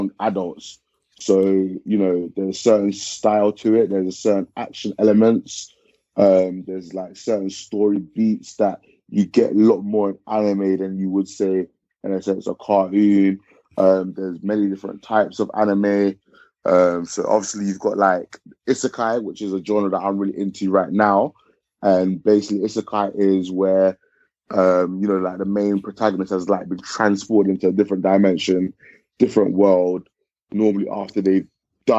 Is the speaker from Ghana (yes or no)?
yes; Ghana; moved away; I am from Ghana originally